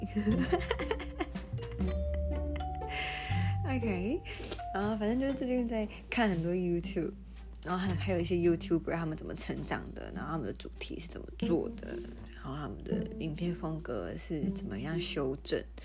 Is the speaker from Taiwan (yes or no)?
yes; Taiwan; 我们台湾人